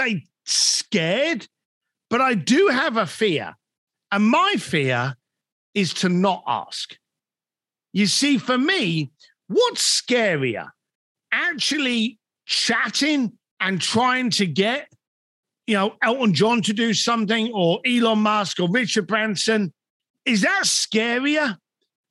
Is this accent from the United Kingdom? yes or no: yes; London, United Kingdom; moved away as an adult; now in Los Angeles, United States; I'm a bricklayer from London